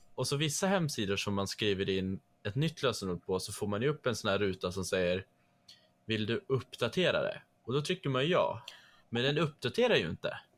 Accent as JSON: {"language": "Swedish", "town": "Trondheim", "region": "Trøndelag", "country": "Norway", "tie": "born or raised there", "accent": "Norwegian", "first_language": "Norwegian", "second_language": "Swedish", "moved": "yes", "lives_now": "Sweden", "said": "samma område som jag är född i. Alltså i Trondheim, eh, Trondheim, som det heter"}